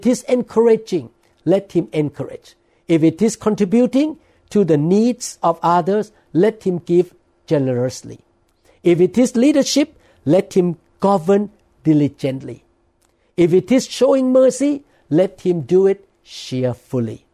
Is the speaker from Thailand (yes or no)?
yes; Thailand; accent: Thai; English is a second language; now in United States; preaching in Thai. But I'm really nervous in preaching in English because of my accent